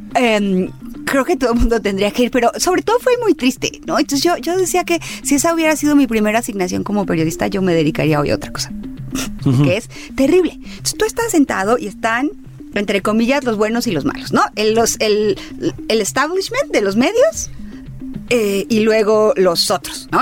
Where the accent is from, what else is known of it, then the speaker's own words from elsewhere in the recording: Baja California, Mexico; yo soy de Baja California